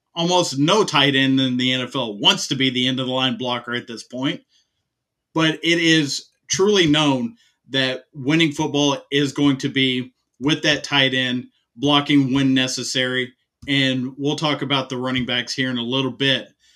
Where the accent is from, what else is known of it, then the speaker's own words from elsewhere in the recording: Texas, United States; I'm from I'm from Texas. Everything's about football